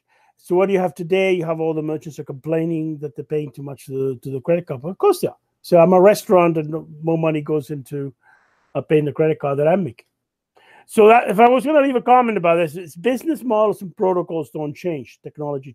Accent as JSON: {"language": "English", "country": "Canada", "said": "as a Canadian"}